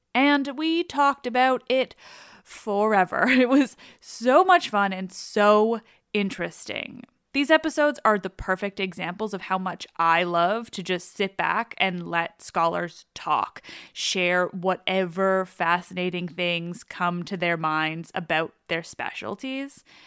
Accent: Quebec, Canada; I grew up in a French family, and I'm from Quebec, but like I barely speak French

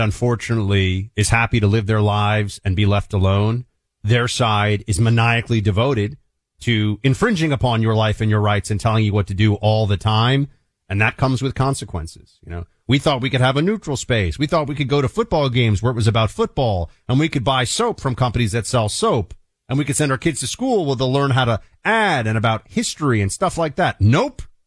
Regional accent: New York City, New York, United States; a New Yorker

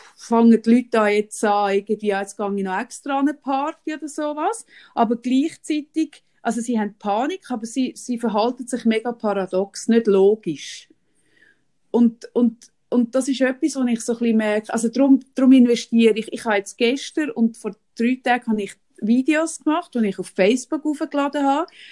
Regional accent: Switzerland; bei uns in der Schweiz

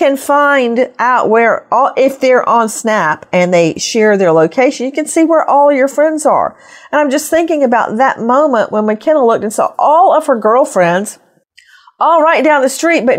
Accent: Macon, Georgia, United States; moved away; my hometown of Macon, Georgia

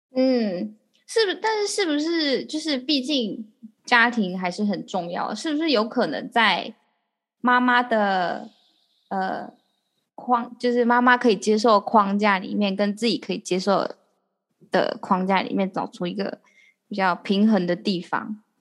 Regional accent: Taiwan; 我们台湾人

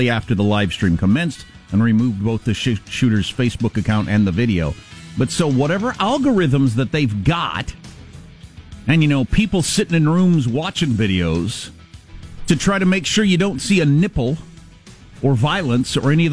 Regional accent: around Iowa, United States; moved away; I grew up around Iowa

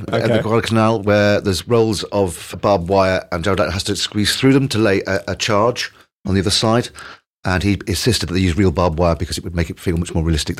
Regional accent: Croydon, London, United Kingdom; Now, I come from Croydon.

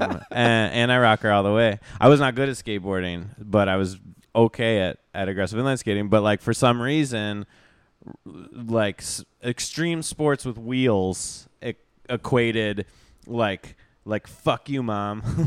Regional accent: Vermont, United States; I grew up in Vermont where people go on, like, ski trips

